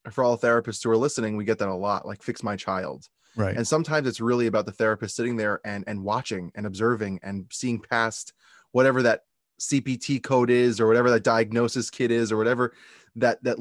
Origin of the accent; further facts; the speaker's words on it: West Hempstead, New York, United States; originally from, from Long Island, New York.